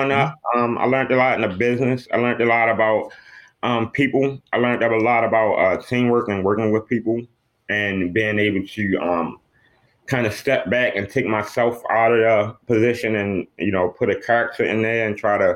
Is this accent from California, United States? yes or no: no; Baltimore, Maryland, United States; I grew up in Baltimore